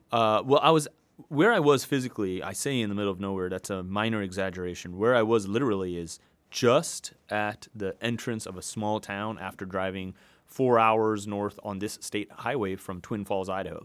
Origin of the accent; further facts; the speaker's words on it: Hong Kong; also born or lived in New York City / Salt Lake City; now in Seattle, United States; I was born and raised in Hong Kong.